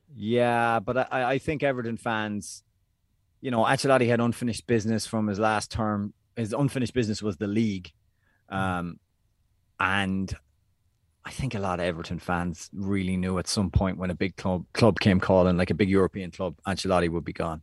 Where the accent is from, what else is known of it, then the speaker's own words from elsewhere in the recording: Ireland; as Irish people